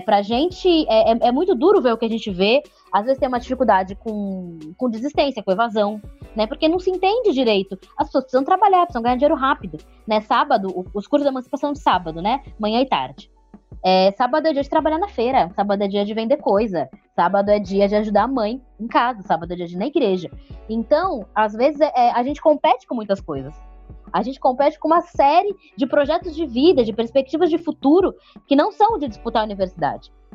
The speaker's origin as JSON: {"language": "Portuguese", "town": "Santos", "region": "São Paulo", "country": "Brazil", "tie": "born or raised there", "moved": "as an adult", "lives_now": "São Paulo, Brazil", "said": "Eu sou de Santos, sou natural de lá. Vim para São Paulo"}